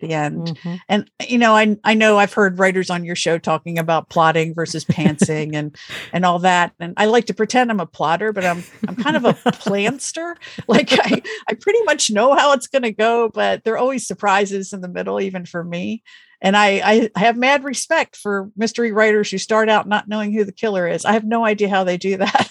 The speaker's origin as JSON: {"language": "English", "region": "Pennsylvania", "country": "United States", "tie": "born or raised there", "said": "I grew up in Pennsylvania, which is a state in the Northeast United States."}